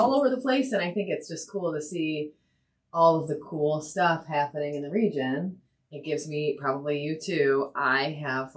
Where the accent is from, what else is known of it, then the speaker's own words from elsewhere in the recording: La Porte, Indiana, United States; also born or lived in Valparaiso, Indiana; I grew up in La Porte and came back to the region